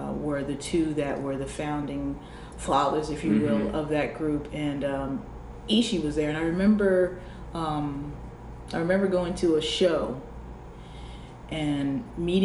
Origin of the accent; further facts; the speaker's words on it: New Jersey, United States; I was from New Jersey and I had my little rugged edge